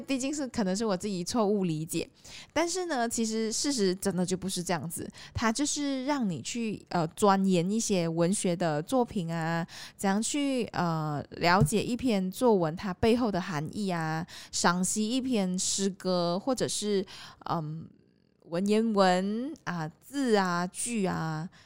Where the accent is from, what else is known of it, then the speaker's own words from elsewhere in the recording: Malaysia; moved away as an adult; also born or lived in Taiwan; 我就还是待在我的还是家乡回来嘛